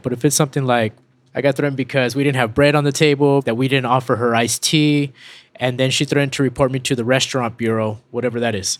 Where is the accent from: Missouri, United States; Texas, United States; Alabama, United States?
Texas, United States; El Paso; We grew up in West Texas